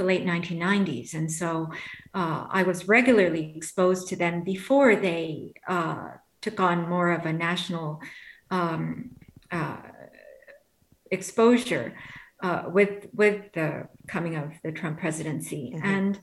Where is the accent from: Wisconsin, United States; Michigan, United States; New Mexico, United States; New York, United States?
New York, United States; New York City; I grew up in New York City during the time when it was rather violent